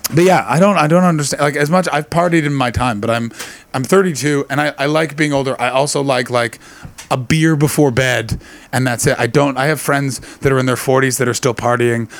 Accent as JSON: {"language": "English", "country": "Canada", "also_born_or_lived": "Britain", "moved": "yes", "lives_now": "United Kingdom", "said": "being Canadian, it's a very big thing that people wear kilts to a wedding, and I, I did it before I, I, moved to Britain"}